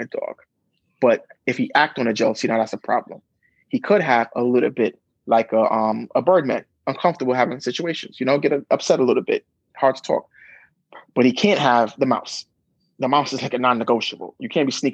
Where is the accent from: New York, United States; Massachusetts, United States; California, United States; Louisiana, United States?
New York, United States; New York City; I grew up in Brooklyn